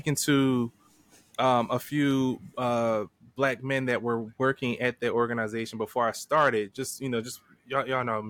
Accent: Philadelphia, Pennsylvania, United States; accent: Philly; my Philly accent

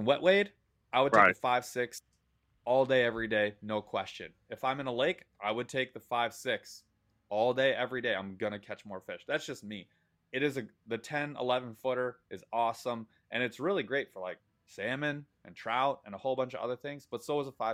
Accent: Michigan, United States; an aggressively average angler from the state of Michigan

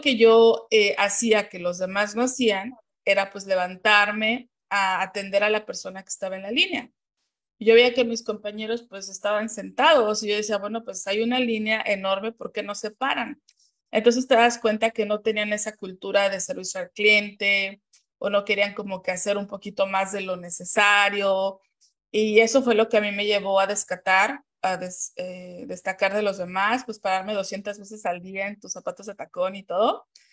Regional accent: Mexico City, Mexico; moved away as an adult; now in United States; yo nací y crecí en la Ciudad de México, orgullosamente mexicana

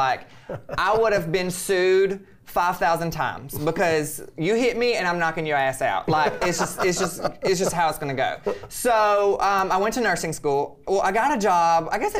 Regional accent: Birmingham, Alabama, United States; So, but I came from Alabama, Birmingham, Alabama.

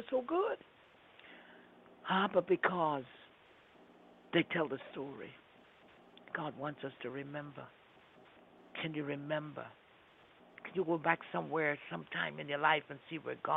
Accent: New York City, New York, United States; I grew up in Brooklyn.

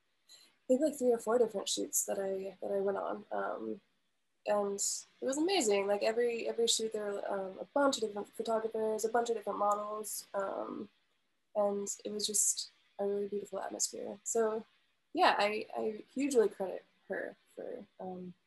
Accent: Milwaukee, Wisconsin, United States; moved away as an adult; now in Chicago, United States; growing up in the Milwaukee area and living in Milwaukee for the past, you know, 4 or 5 years

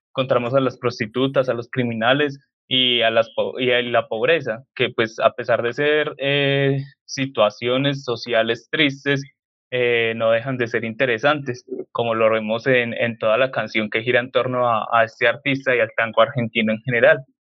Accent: Colombia; nosotros eh, como colombianos

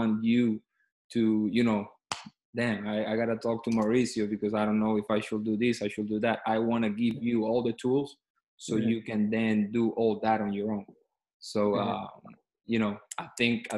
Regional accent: Caracas, Capital District, Venezuela; moved away as an adult; also born or lived in Kentucky / Miami / Mississippi; I'm originally from Venezuela, from Caracas, Venezuela is the capital city there. I grew up there. I went to high school there, and then I moved to the States

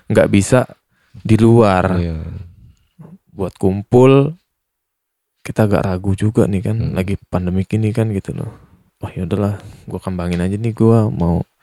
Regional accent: Lampung, Indonesia; kita orang Lampung

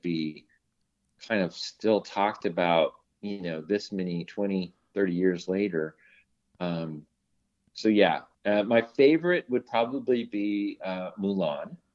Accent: Long Beach, California, United States; I grew up in Long Beach, California

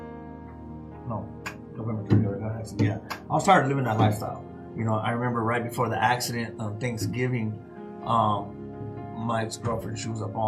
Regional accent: Tucson, Arizona, United States; I was born and raised in Tucson, Arizona

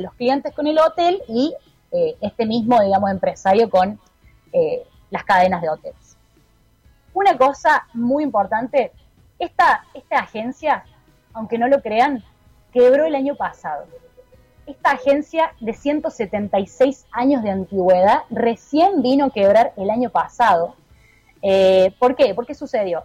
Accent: Argentina; moved away as an adult; now in Chile; yo vivo acá en Chile, pero también obviamente me crié durante mucho tiempo en Argentina

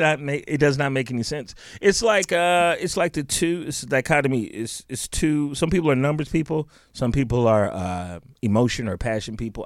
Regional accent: Chicago, Illinois, United States; I grew up in Chicago

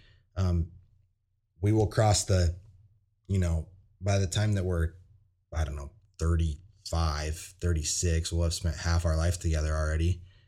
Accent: California, United States; But since I'm from California, I didn't really have that, you know, cousin problem or whatever.

